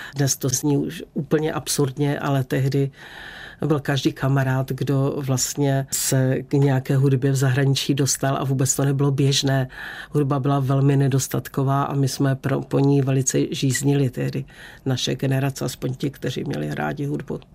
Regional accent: Beskids, Czechia; jak jsem jako dítě v Beskydech ráda sedávala na jedné borovici a tam jsem si vždycky snila

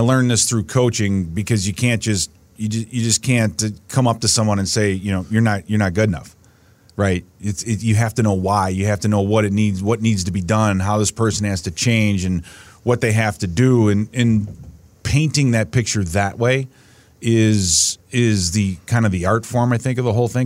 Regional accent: Chicago, Illinois, United States; growing up in Chicago, listening to guys like, uh, you know, D, uh, Pierce Saul and Harry Carey

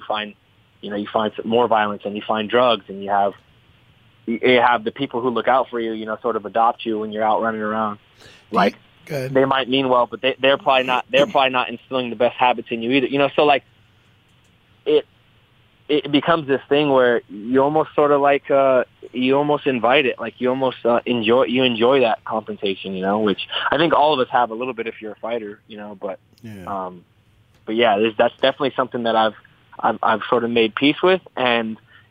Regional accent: United States; also born or lived in Seattle, Washington / Northern California; we were in Seattle, and then we moved from Seattle to Northern California to kind of try to get away from the trouble

